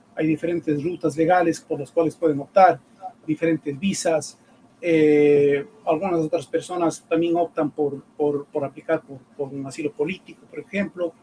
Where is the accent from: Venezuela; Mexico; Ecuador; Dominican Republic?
Ecuador; moved away as an adult; now in United States; yo soy ecuatoriano, eh, abogado ecuatoriano, eh, ejercí mi profesión por más de 10 años en el Ecuador